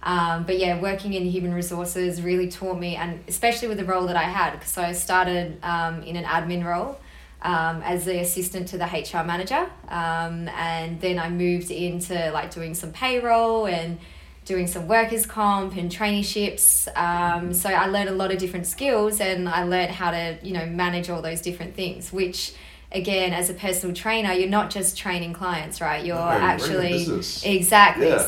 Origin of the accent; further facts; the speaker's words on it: Perth, Western Australia, Australia; I was born in Australia, born in Perth actually, lived here my whole life.